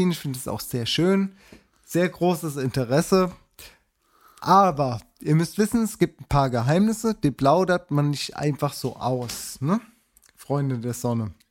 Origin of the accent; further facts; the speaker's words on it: United States; ich trinke, because ich bin aus Amerika, ich trinke Zero